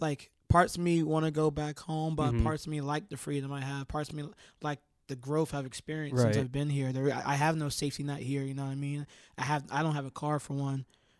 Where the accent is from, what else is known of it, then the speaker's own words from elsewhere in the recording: Maryland, United States; I came from Maryland, so, like, I didn't really know anybody.